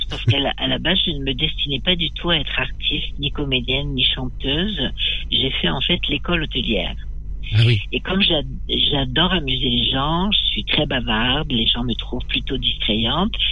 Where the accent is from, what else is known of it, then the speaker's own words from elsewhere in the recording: Nouvelle-Aquitaine, France; born there; je, suis née un peu par hasard dans le Poitou-Charentes.